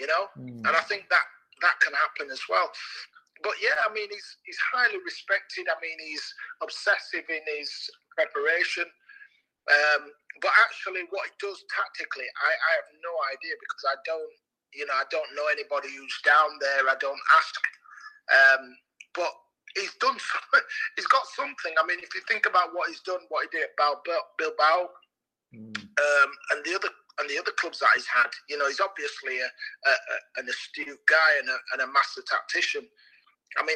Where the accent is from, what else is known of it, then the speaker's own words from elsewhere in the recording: Leeds, Yorkshire and the Humber, United Kingdom; Leeds, where it's my hometown club